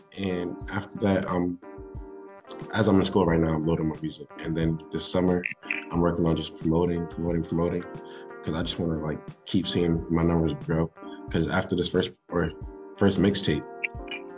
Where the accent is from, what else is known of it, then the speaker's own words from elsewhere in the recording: New Jersey, United States; I'm a rapper from New Jersey, South Jersey specifically.